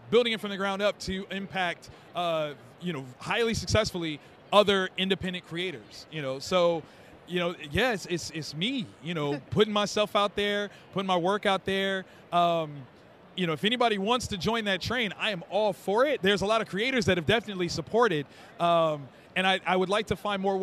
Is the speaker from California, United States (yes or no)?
no; Columbus, Ohio, United States; 3,000 students in my hometown in Columbus, Ohio